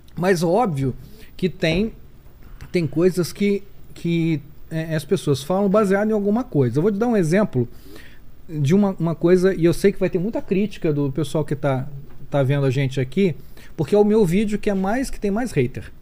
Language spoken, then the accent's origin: Portuguese; Rio de Janeiro, Brazil; nasci no Rio de Janeiro